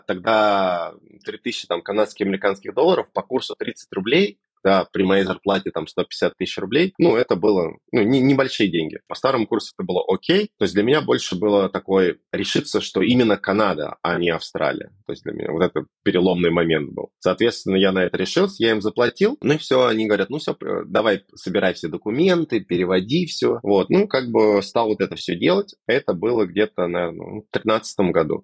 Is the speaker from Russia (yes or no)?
yes; Moscow, Russia; moved away as an adult; now in Vancouver, Canada; я сам из Москвы и всегда жил в Москве